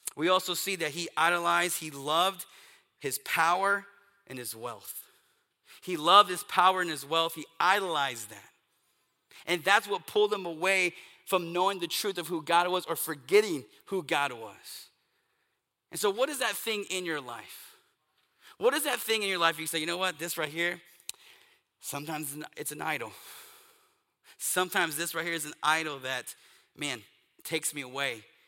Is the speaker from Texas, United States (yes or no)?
yes; East Texas, United States; I grew up in East Texas